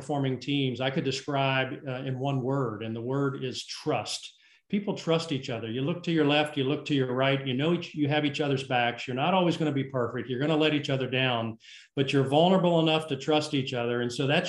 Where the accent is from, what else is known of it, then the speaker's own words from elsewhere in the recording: South Carolina, United States; my home state of South Carolina